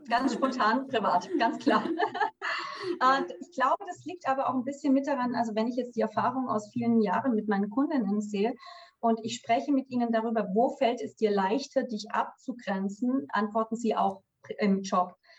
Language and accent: German; Swabia, Germany; moved away as an adult; ich bin eine gebürtige Schwäbin